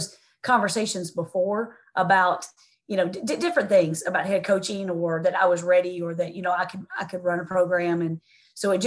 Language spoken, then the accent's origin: English; Tennessee, United States; moved away as an adult; also born or lived in St. Louis; She and I grew up together actually in Tennessee